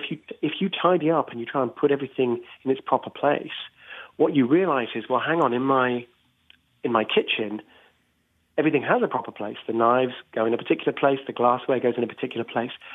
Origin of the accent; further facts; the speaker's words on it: United Kingdom; I'm British myself